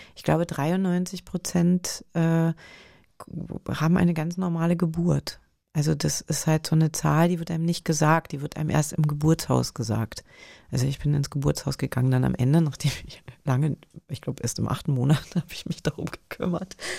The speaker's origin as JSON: {"language": "German", "country": "Germany"}